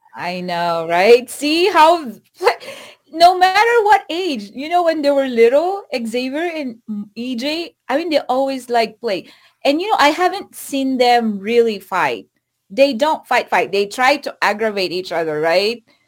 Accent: Philippines; moved away as an adult; now in United States; I went home to the Philippines last Christmas

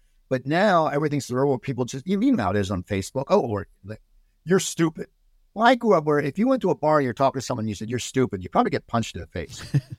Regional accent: East Coast, United States; Now, given I grew up on the East Coast, Valley Girl took on the West Coast.

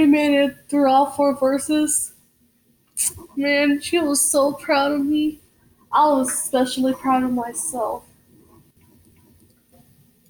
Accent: Plainview, Texas, United States; now in Lubbock, United States; I was born and raised in Plainview, Texas

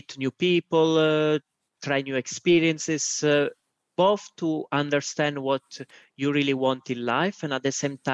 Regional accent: Italy; moved away as an adult; also born or lived in Switzerland / Estonia / Spain / St. Louis, United States; now in Albania; although I'm Italian. I lived pretty much most of my life in Italy

